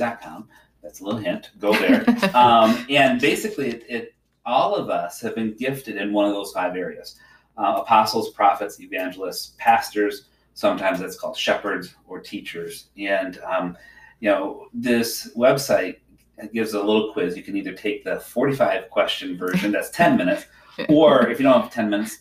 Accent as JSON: {"language": "English", "town": "Zeeland", "region": "Michigan", "country": "United States", "tie": "born or raised there", "also_born_or_lived": "Holland, Michigan / Southern Indiana", "said": "I grew up here in Zealand, Holland"}